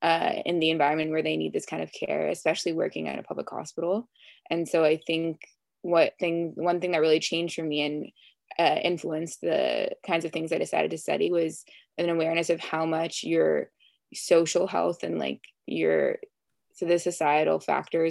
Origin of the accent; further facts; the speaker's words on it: Los Angeles, California, United States; also born or lived in West Hollywood, Beverly Hills area; I'm from LA, not too far from USC in Brentwood